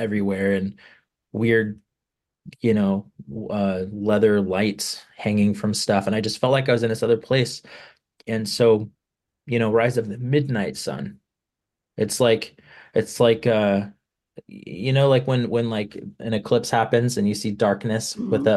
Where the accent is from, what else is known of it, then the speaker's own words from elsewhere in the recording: Palm Springs, California, United States; I grew up in Palm Springs, California.